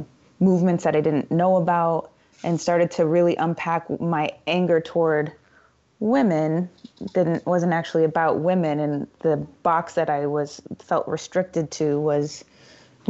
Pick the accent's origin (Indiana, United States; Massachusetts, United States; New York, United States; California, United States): Indiana, United States; I grew up in Indiana and in a relatively big family